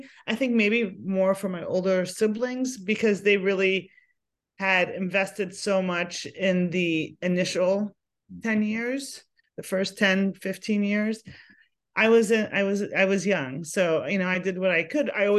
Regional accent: Arlington, Virginia, United States; Arlington's one of those places, you know, it's right outside DC. And I think, you know, it's my hometown

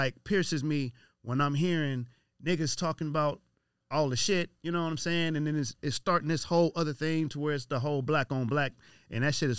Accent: Compton, California, United States; Growing up in Compton

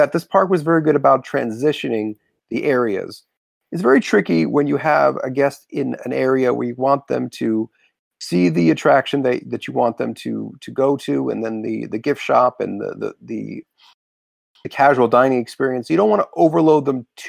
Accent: Florida, United States; growing up in Florida, I had a lot of experiences in Disney at Universal.

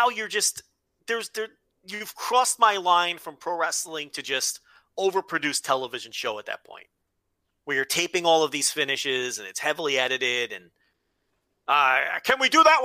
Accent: New Jersey, United States; growing up in New Jersey

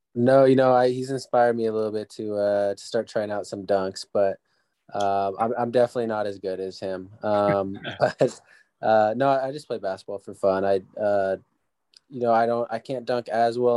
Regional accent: San Diego, California, United States; I came back and did junior college back in my hometown, San Diego

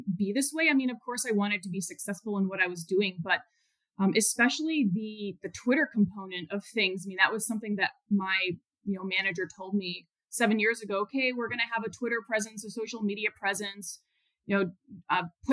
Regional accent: Chicago, Illinois, United States; moved away; also born or lived in Houston; I'm from the Chicago area, but I did not grow up on a farm. I grew up in the suburbs

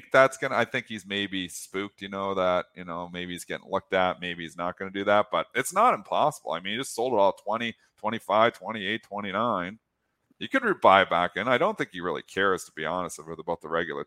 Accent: Canada; I speak as a Canadian

